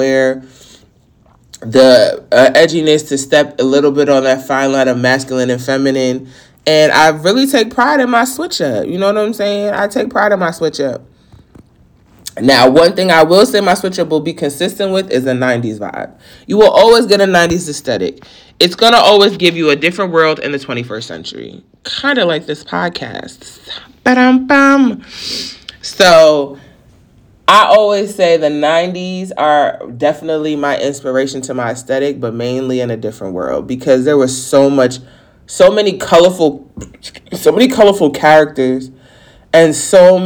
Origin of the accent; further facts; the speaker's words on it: New York, United States; I'm from New York